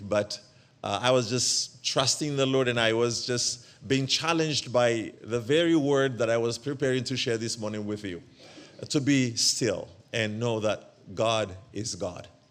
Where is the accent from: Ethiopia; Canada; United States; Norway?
Ethiopia; moved away; also born or lived in Eritrea; I am originally from Eritrea, but I was born and raised up in Ethiopia.